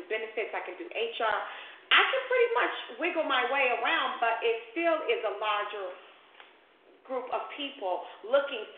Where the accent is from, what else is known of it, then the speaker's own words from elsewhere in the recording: Chicago, Illinois, United States; moved away; I'm from Chicago